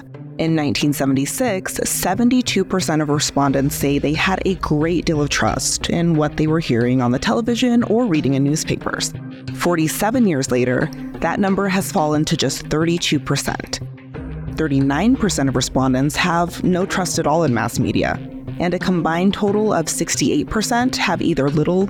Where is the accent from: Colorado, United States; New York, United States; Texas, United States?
Colorado, United States; I'm an Afro-Latina Indigenous American born and raised right here in Colorado.